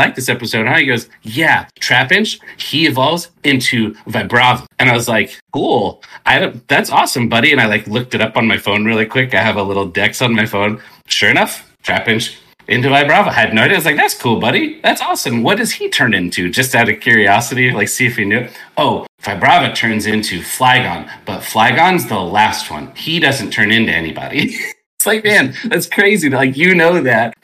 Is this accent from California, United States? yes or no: yes; California, United States; moved away as an adult; also born or lived in Texas; I born and raised in California, went to school here, and then moved out there just on a whim